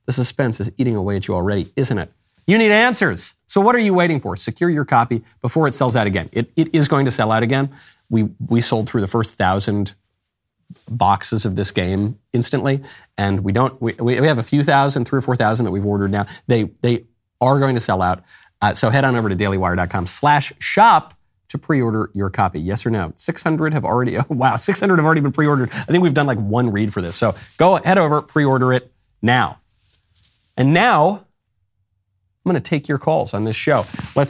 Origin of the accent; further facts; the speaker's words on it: New York, United States; also born or lived in Los Angeles; I'm from New York. I went to the gayest university in the United States, if not the world. I lived in Los Angeles, surrounded by a bunch of show business weirdos.